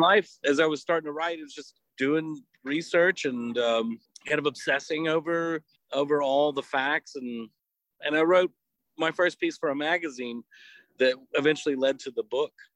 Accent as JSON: {"language": "English", "town": "Lake Charles", "region": "Louisiana", "country": "United States", "tie": "born or raised there", "also_born_or_lived": "Eunice, Louisiana", "lives_now": "New Orleans, United States", "said": "I grew up in Southwest Louisiana. I'm from Lake Charles originally"}